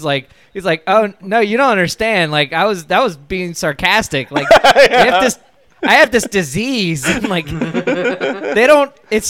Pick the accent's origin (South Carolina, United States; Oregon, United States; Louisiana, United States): Louisiana, United States; I grew up in Louisiana too.